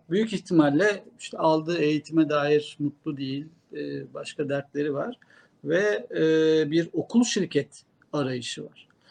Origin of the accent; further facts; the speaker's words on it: Kırklareli, Turkey; moved away; Ben Kırklareli'de böyle bakkaldan hallice bir markette hep, e, çocukluğum, gençliğim geçti.